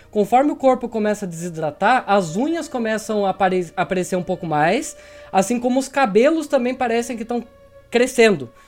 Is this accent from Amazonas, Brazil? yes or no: no; Tatuí, São Paulo, Brazil; Tatuí, minha terrinha